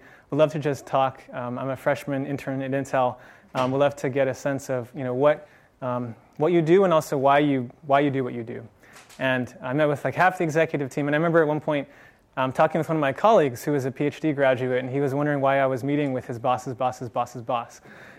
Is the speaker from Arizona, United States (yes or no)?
no; San Francisco, California, United States; I'm one of the few locals. I was actually born in San Francisco. I grew up in Marin County, which, if you haven't been there, is great for hiking.